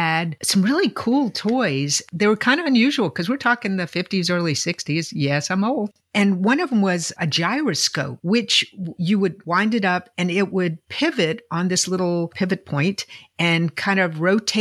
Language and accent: English; Virginia, United States; I'm from Virginia